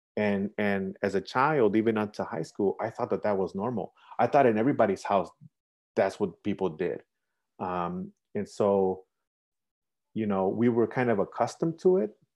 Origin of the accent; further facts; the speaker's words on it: Chicago, Illinois, United States; So I went to school here, I went to high school here, I live here